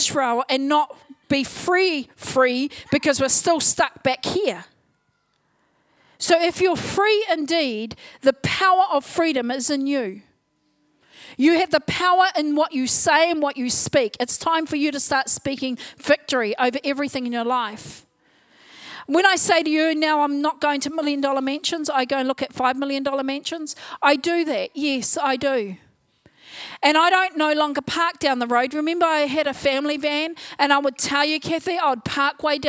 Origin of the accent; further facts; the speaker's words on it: Whanganui, Manawatū-Whanganui, New Zealand; also born or lived in Palmerston North; I was born in Palmerston North, brought up in Whanganui, down, you know, the creek or down the river. Brought up on a marae